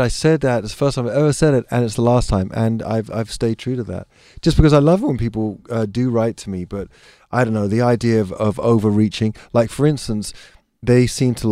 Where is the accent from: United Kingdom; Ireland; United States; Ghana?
United Kingdom; England; being English